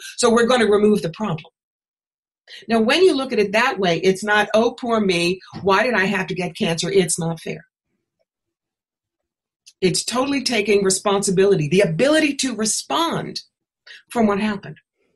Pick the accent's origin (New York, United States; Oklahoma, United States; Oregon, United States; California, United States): New York, United States; moved away; also born or lived in Atlanta; I was living in Atlanta at the time, and I'm from New York.